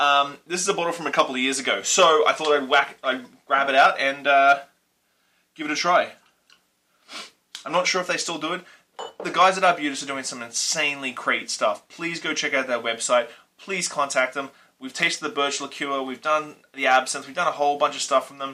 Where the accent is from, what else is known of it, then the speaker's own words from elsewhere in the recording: Australia; now in Vancouver Island, Canada; I grew up in Australia